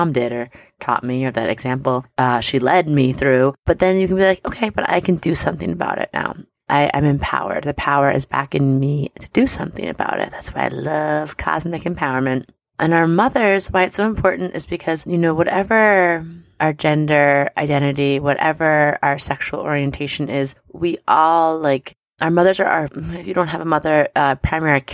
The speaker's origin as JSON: {"language": "English", "area": "Long Island", "region": "New York", "country": "United States", "tie": "born or raised there", "said": "I grew up on Long Island"}